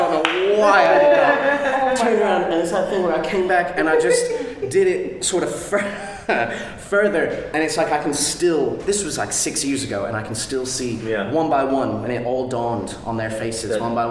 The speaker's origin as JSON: {"language": "English", "country": "United States", "moved": "yes", "lives_now": "United Kingdom", "said": "as an American"}